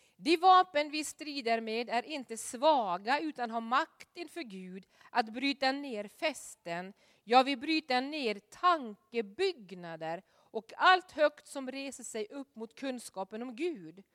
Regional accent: Norway; moved away; hemma i Norge

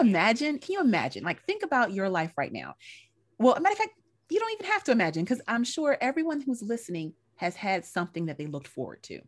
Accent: North Carolina, United States; moved away; I'm a country girl, I'm from North Carolina originally

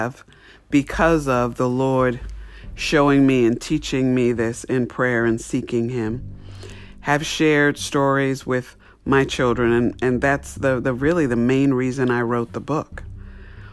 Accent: New York, United States; I grew up in New York

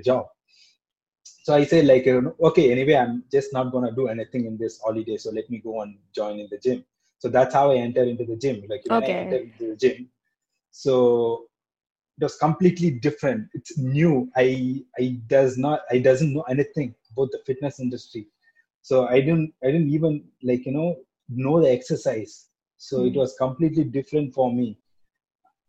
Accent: Chennai, Tamil Nadu, India; I am from North Madras

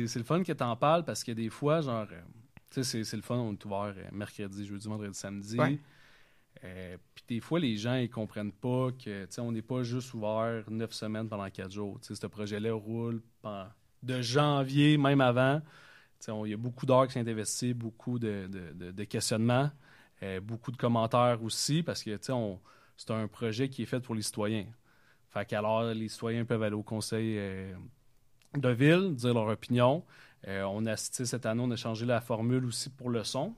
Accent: Vaudreuil-Dorion, Quebec, Canada; je viens de la Cité des Jeunes. Euh, j'ai joué au football là-bas pendant cinq ans

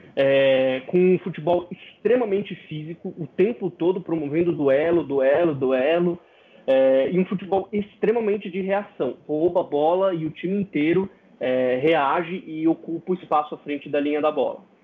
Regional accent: Brazil; accent: Brazilian; now in São Paulo, Brazil; os ouvintes vão perceber que meu sotaque é bem brasileiro. Estou aqui no Brasil, em São Paulo

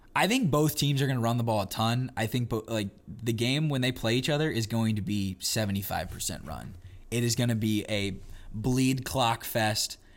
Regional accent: Kansas, United States; I'm from Kansas, not from the farm, though

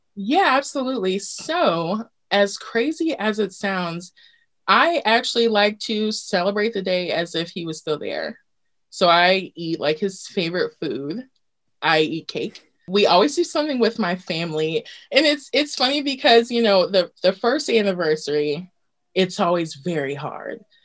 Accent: Virginia Beach, Virginia, United States; Virginia Beach.

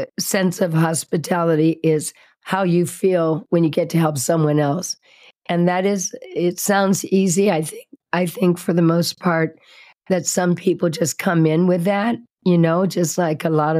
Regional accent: Indianapolis, Indiana, United States; now in Sedona, United States; I grew up in Indianapolis, Indiana, where all the nice people are

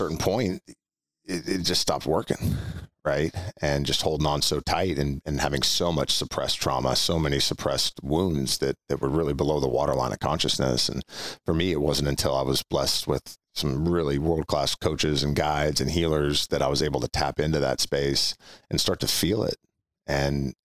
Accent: Orinda, California, United States; also born or lived in Walnut Creek; grew up in a town called Orinda, which is just east of Oakland and Berkeley.

